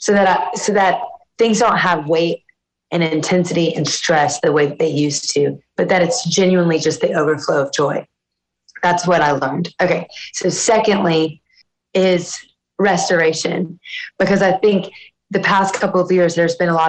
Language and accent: English; South Louisiana, United States; growing up in South Louisiana